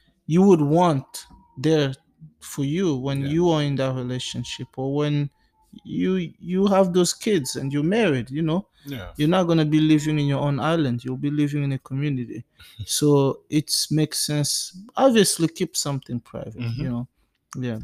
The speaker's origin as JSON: {"language": "English", "country": "DR Congo", "moved": "yes", "lives_now": "United States", "said": "we are from the Democratic Republic of Congo, from Africa"}